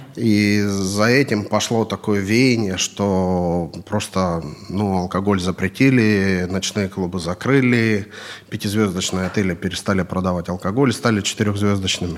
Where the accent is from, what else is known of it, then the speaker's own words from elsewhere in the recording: Kurgan, Kurgan Oblast, Russia; moved away as an adult; also born or lived in Yekaterinburg / Moscow; now in United Arab Emirates; Я в России вообще, я из города Курган